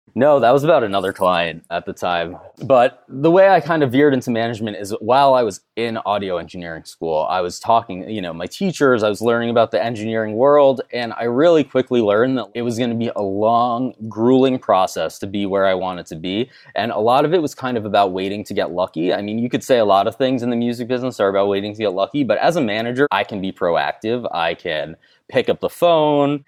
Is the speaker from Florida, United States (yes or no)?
yes; South Florida, United States; also born or lived in Winter Park, Florida; growing up in South Florida